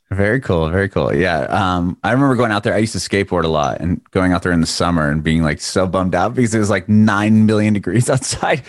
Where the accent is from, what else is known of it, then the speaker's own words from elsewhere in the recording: San Diego, California, United States; moved away; I grew up in San Diego, in California, and the schools were outside.